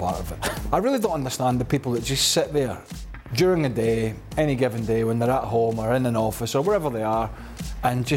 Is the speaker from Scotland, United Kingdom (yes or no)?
yes; Glasgow side, Scotland, United Kingdom; where I'm from, Glasgow side, I'm from South